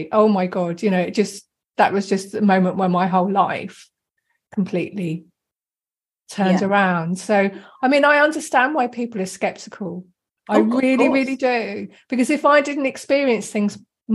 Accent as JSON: {"language": "English", "town": "Deal", "region": "South East England", "country": "United Kingdom", "tie": "born or raised there", "moved": "yes", "said": "I sometimes go home to the town where I was born in Deal"}